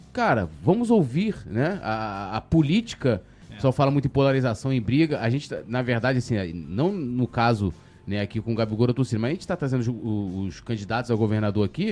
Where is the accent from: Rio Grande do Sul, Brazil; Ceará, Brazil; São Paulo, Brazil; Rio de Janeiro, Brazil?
Rio de Janeiro, Brazil; São Gonçalo; eu vim de São Gonçalo